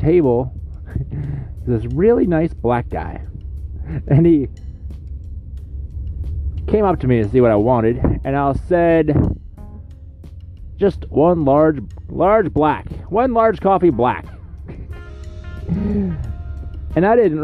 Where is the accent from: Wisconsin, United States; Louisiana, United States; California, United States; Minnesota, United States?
Louisiana, United States; Shreveport; Today I'm in my hometown. I've lived here my whole life, Shreveport, Louisiana.